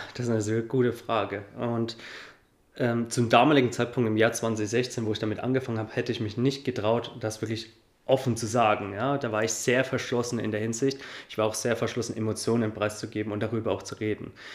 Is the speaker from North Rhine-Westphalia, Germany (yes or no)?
no; Coburg, Bavaria, Germany; ich komme aus Coburg